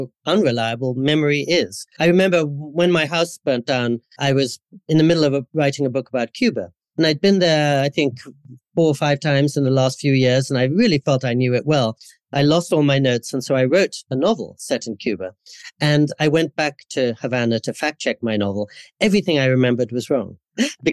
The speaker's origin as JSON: {"language": "English", "region": "England", "country": "United Kingdom", "tie": "born or raised there", "also_born_or_lived": "India / California, United States", "moved": "yes", "lives_now": "Japan", "said": "growing up in Anglican schools in England"}